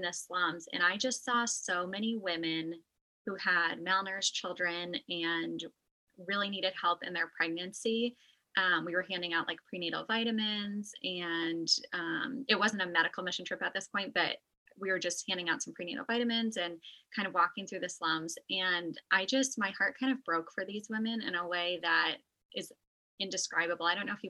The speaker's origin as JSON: {"language": "English", "town": "Des Moines", "region": "Iowa", "country": "United States", "tie": "born or raised there", "said": "I'm a nurse midwife. I live here in Des Moines, Iowa. I was born and raised here in the Des Moines area. I went to the local Catholic high school"}